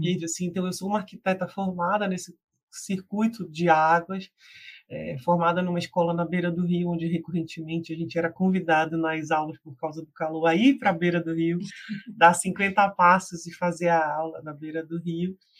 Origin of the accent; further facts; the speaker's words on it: Belém, Pará, Brazil; eu ser de Belém do Pará, né? Eu sou uma mulher amazônica